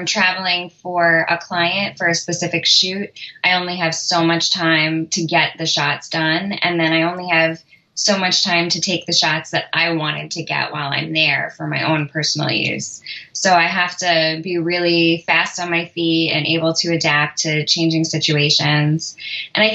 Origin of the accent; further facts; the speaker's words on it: New York, United States; moved away; I'm from New York originally, and the Temple of Dendur in the Met is like one of my favorite childhood haunts